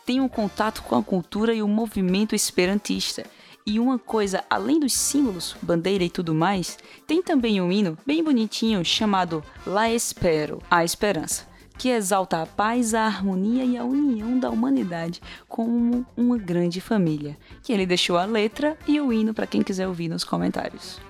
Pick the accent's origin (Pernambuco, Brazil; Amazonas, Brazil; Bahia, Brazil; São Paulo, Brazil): Pernambuco, Brazil; Recife; sou de Recife